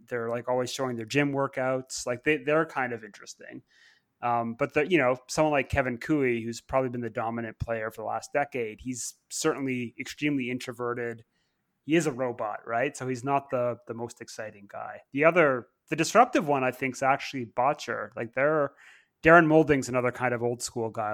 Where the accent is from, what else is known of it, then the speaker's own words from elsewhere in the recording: Canada; moved away; also born or lived in Oklahoma City; I grew up in Canada following hockey